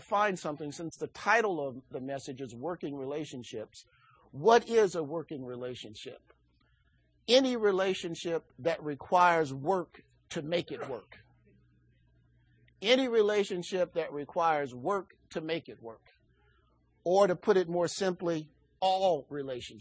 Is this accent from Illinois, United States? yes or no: yes; Chicago, Illinois, United States; I grew up in Chicago.